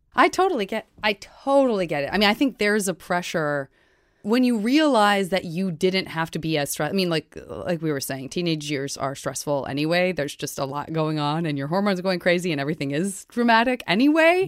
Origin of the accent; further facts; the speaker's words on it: Tucson, Arizona, United States; I'm from Tucson